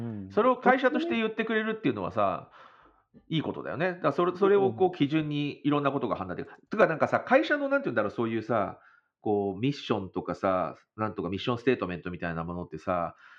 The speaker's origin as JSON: {"language": "Japanese", "country": "Japan", "tie": "born or raised there", "moved": "yes", "lives_now": "Connecticut, United States", "said": "日本から来た、日本で生まれた"}